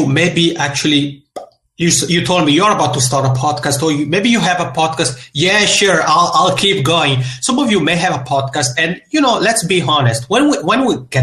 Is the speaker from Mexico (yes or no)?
no; Italian-speaking part of Switzerland, Italian-speaking Switzerland, Switzerland; accent: Macaroni accent; now in Helsinki, Finland; I'm originally from the Italian-speaking part of Switzerland. So if you pick up the Macaroni accent, that's where it comes from. But I'm here now in Helsinki, Finland